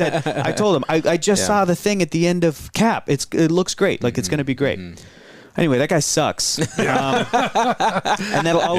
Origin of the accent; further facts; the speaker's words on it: San Diego, California, United States; Growing up in San Diego.